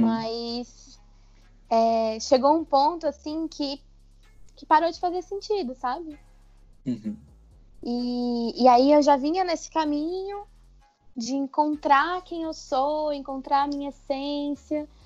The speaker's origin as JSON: {"language": "Portuguese", "town": "Brasília", "region": "Federal District", "country": "Brazil", "said": "Sou daqui de Brasília."}